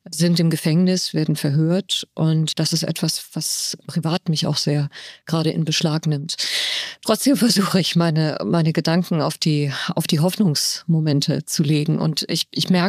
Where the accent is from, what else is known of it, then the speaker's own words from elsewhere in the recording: Tehran, Tehran Province, Iran; born there; Ich bin in Teheran geboren und das letzte Buch, das ich herausgebracht habe, hat sich mit dem Iran beschäftigt.